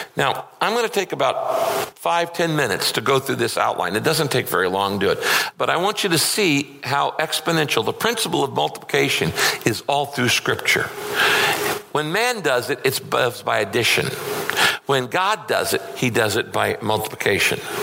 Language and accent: English; Northern California, United States; I grew up in Northern California